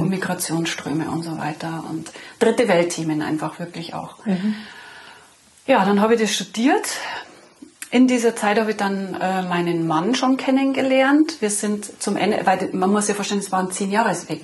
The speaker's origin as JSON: {"language": "German", "town": "Munich", "region": "Bavaria", "country": "Germany", "tie": "born or raised there", "lives_now": "Lenggries, Germany", "said": "ich bin in München geboren, 1972, in eine Arbeiterfamilie hinein, mit äh, zwei Brüdern aufgewachsen"}